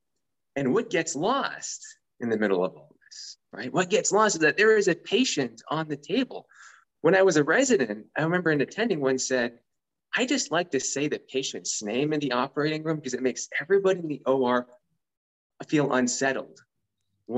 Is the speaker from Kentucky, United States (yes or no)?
no; San Francisco Bay Area, California, United States; I was originally an engineer where I grew up in the San Francisco Bay Area